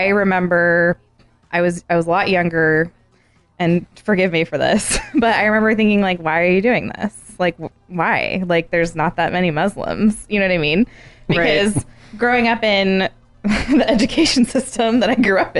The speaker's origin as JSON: {"language": "English", "region": "Arizona", "country": "United States", "tie": "born or raised there", "said": "growing up in Arizona, I grew up with Mormons."}